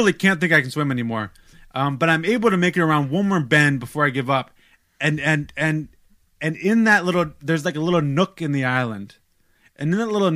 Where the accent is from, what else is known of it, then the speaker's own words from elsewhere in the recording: United States; I'm American